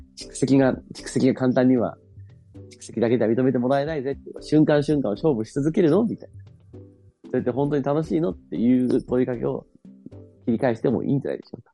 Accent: Fukui, Japan; moved away; 僕の地元の福井

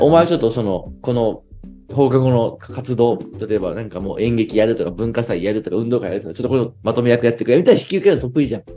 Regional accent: Ikeda, Fukui, Japan; 僕の地元の、 うん。 福井

